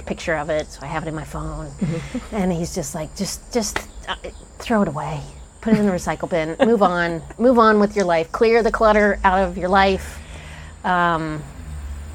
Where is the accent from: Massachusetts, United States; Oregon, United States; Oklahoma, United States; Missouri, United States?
Missouri, United States; Kansas City; I grew up in Kansas City